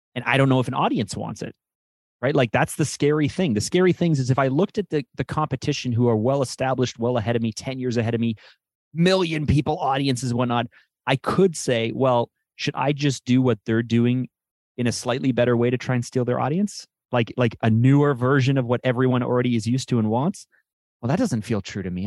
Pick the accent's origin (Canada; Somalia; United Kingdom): Canada; I'm Canadian